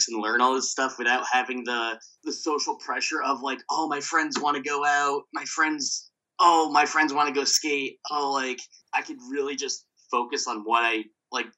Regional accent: New Jersey, United States; moved away as an adult; also born or lived in Brooklyn, New York; I'm from New Jersey. I was living in Brooklyn when I moved here

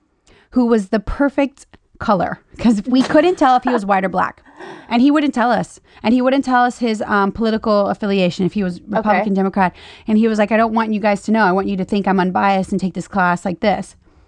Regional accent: Louisiana, United States; I'm from Louisiana. People are racist as hell.

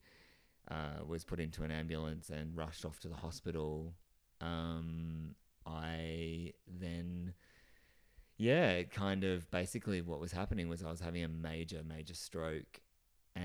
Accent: Geelong, Victoria, Australia; now in Melbourne, Australia; And I live in Melbourne, and I'm originally from Geelong, just outside of Melbourne.

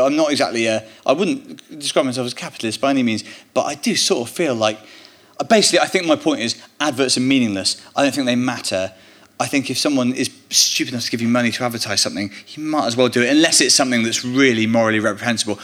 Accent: Bristol, South West England, United Kingdom; I grew up in Bristol

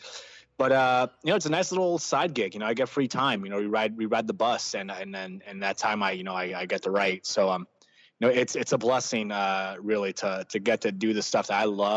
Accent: Southern California, United States; I get to do all that stuff back in my hometown

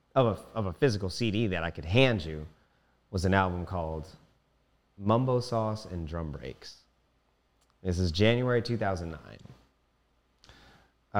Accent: Silver Spring, Maryland, United States; I was born April second, nineteen ninety-one in Ho, Holy Cross Hospital in Silver Spring

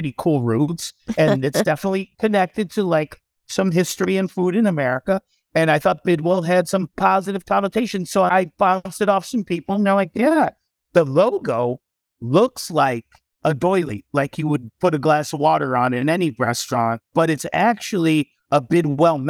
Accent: Ireland; And us being two Irish Catholic boys that are a little bit alternative thinkers, we can relate to that too.

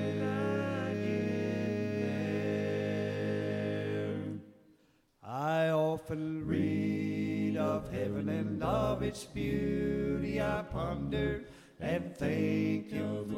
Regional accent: East Tennessee, United States; I grew up here in East Tennessee

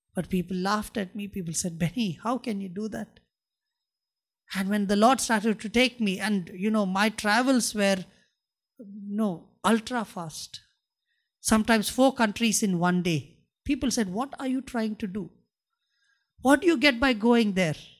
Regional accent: India; I'm a Christian and I'm an Indian

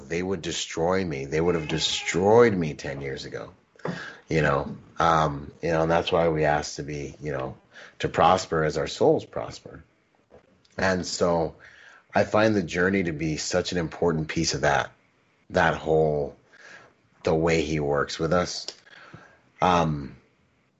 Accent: Gig Harbor, Washington, United States; also born or lived in Bahamas; I grew up in Washington, in Gig Harbor, Washington, and I was the only Caribbean dude

